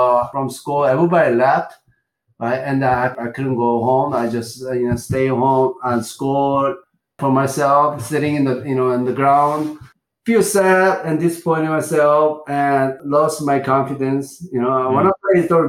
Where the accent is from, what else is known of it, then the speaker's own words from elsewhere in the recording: Gongju, South Chungcheong, South Korea; English is a second language; moved away as an adult; also born or lived in Seoul, South Korea; in a city called Gongju City, is born there. I lived there until high school.